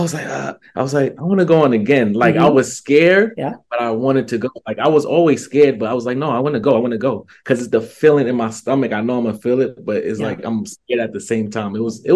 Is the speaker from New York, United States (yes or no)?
yes; New York City, New York, United States; I'm from Brooklyn, New York.